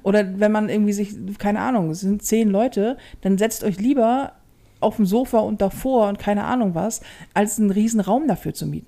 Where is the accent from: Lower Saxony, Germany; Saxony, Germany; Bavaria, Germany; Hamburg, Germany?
Hamburg, Germany; ich bin ja in Hamburg groß geworden. Mhm. So. Und ja, durch und durch Hamburgerin